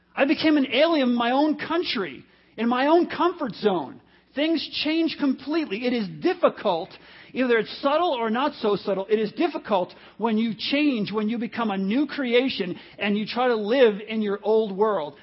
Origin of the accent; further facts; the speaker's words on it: New York, United States; most of my childhood, I grew up in the New City Garden Apartments in New York